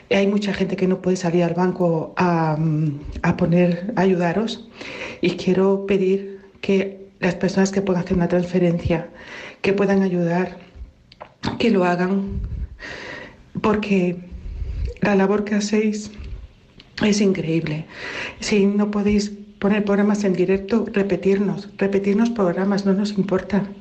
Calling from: Málaga, Andalusia, Spain; Eh, buenos días … de Málaga. Llevo toda la semana confinada con mi padre en un hospital de aquí.

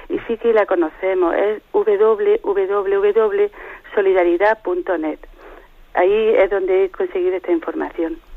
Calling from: Úbeda, Andalusia, Spain; de Ubeda.

